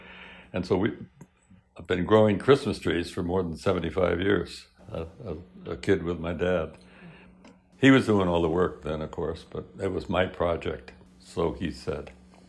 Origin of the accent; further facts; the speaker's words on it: Hamden, Connecticut, United States; also born or lived in Chatham, New Jersey; when I was in fifth grade, we moved from New Jersey, Chatham, New Jersey, up to Hamden, Connecticut.